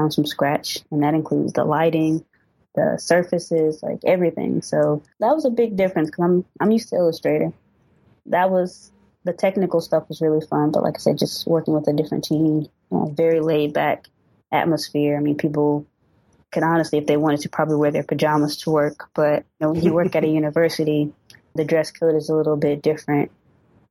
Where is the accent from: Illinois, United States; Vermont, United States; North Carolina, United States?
North Carolina, United States; Winston-Salem; also born or lived in Raleigh, North Carolina; now in Charlotte, United States; I'm originally from Winston-Salem, so I'm only about like an hour away from home